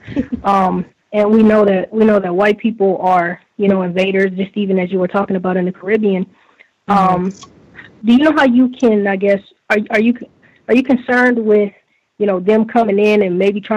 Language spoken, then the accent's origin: English; United States; I'm actually, you know, from the States as well